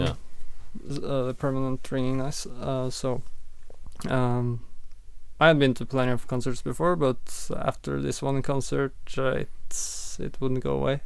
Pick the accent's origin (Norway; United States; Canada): Norway; Sandefjord, Vestfold; I grew up in uh, in Sandefjord, uh, currently where I'm living as well, uh, in in Norway